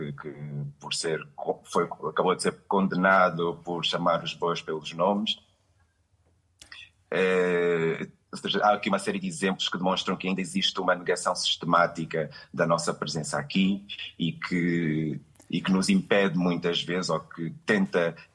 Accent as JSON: {"language": "Portuguese", "country": "Portugal", "tie": "born there", "also_born_or_lived": "New York", "said": "Mas eu nasci em Portugal, vim para cá em 2014 com a intenção de me regularizar, porque até então, apesar de ter nascido cá, vinha sempre a Portugal com vistos de turismo"}